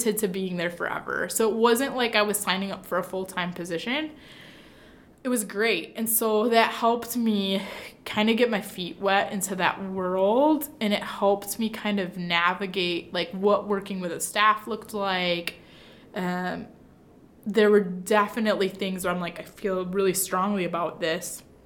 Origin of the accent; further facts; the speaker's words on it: Michigan, United States; also born or lived in Kankakee, Illinois; now in Hammond, United States; I'm from Michigan